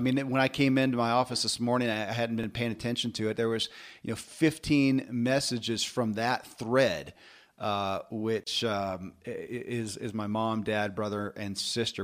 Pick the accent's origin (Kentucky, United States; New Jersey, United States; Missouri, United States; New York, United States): Kentucky, United States; born or raised there